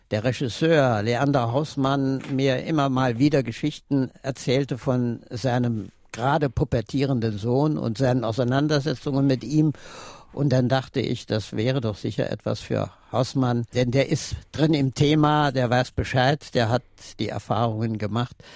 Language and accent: German; Neunkirchen, Saarland, Germany; ich bin damals in die Bachschule gegangen, später aufs Gymnasium. Es war ja dann auch die Zeit, in der im Saarland auch einiges passierte.